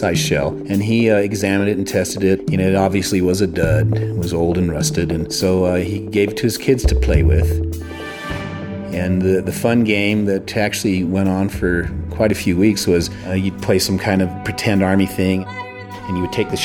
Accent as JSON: {"language": "English", "town": "Los Alamos", "region": "New Mexico", "country": "United States", "tie": "born or raised there", "said": "when I was a young boy growing up in Los Alamos"}